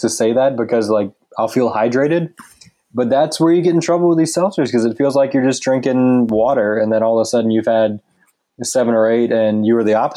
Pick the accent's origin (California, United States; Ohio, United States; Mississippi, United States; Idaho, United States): Mississippi, United States; now in St. Petersburg, United States; I grew up in Mississippi